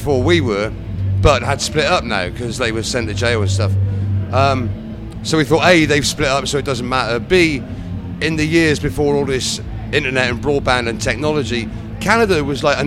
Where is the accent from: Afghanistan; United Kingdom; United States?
United Kingdom; around Bath, South West England; we're from generally the southwest area of England, based around the city of Bath, down there